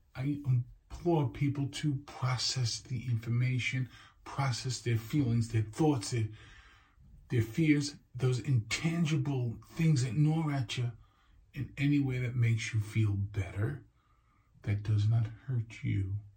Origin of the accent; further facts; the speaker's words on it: New York City, New York, United States; living and being a New Yorker